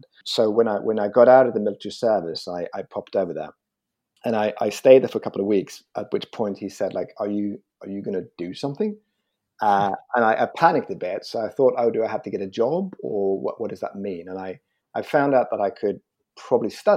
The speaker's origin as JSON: {"language": "English", "town": "Malmö", "region": "Skåne", "country": "Sweden", "tie": "born or raised there", "moved": "yes", "lives_now": "London, United Kingdom", "said": "I grew up in Malmö, and I I grew up there, and it was great."}